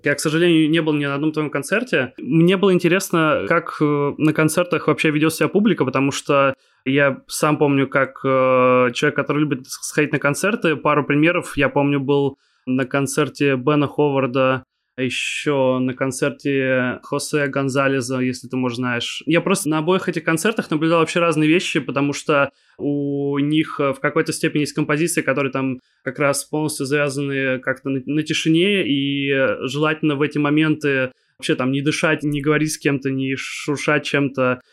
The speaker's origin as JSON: {"language": "Russian", "town": "Kaliningrad", "region": "Kaliningrad Oblast", "country": "Russia", "also_born_or_lived": "Moscow", "said": "Я сам из Калининграда, я сейчас нахожусь в Москве, по работе"}